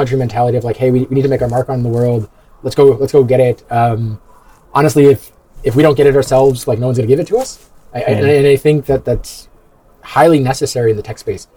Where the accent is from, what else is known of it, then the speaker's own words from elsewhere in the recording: New York, United States; moved away; originally I'm an American. I'm from New York